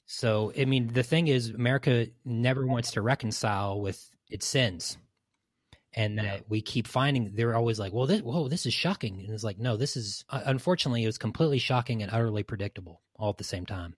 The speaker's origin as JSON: {"language": "English", "region": "East Tennessee", "country": "United States", "said": "I'm from Tennessee, East Tennessee the pretty part"}